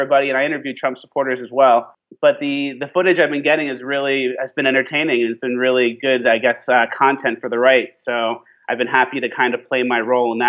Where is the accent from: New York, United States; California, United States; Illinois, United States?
New York, United States; Long Island; moved away as an adult; also born or lived in New Hampshire; now in Los Angeles, United States; I grew up on Long Island